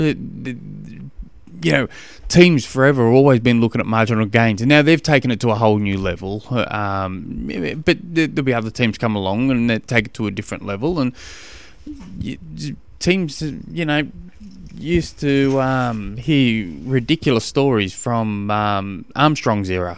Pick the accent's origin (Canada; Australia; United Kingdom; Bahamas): Australia; accent: Australian; now in Tasmania, Australia; my Australian accent